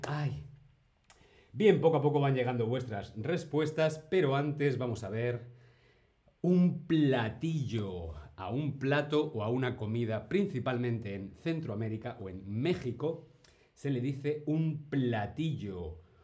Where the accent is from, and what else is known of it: Spain